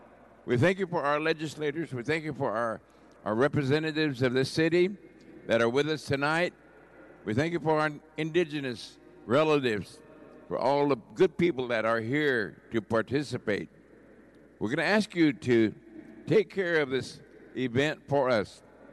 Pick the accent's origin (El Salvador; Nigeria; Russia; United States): United States; Oklahoma; now in San Francisco, United States; I'm from the Kiowa Muscogee Creek tribes from Oklahoma, relocated here in San Francisco in 1962, and did most of my work here in the community, part of this community